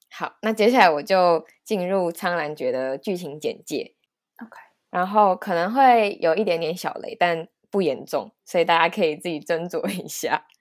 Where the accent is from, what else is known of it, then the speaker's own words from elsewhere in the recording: Taiwan; 身为一个台湾人